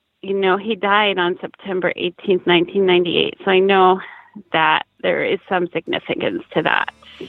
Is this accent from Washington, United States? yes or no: yes; Bremerton, Washington, United States; moved away as an adult; now in Seattle, United States; I am from Bremerton, Washington.